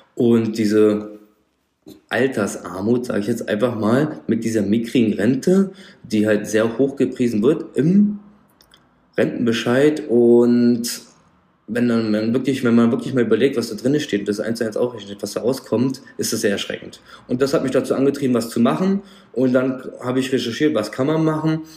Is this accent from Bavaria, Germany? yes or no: no; Frankfurt am Main, Darmstadt, Rhine-Main area, Hesse, Germany